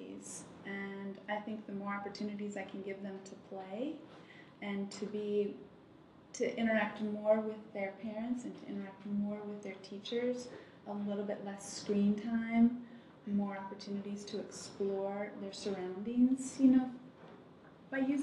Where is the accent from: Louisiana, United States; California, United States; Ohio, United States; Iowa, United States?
Ohio, United States; Toledo; also born or lived in Germany; I was born in Germany, but I grew up in Toledo, Ohio